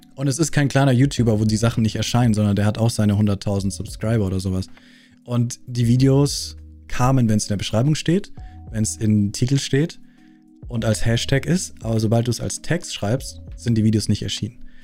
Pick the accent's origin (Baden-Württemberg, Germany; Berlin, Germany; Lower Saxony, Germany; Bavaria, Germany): Bavaria, Germany; accent: Bavarian; ich bin aus Bayern